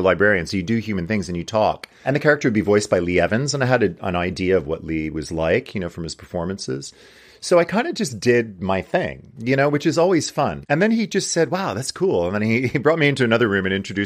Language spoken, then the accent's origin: English; Montreal, Quebec, Canada; moved away; from Montreal, which is my hometown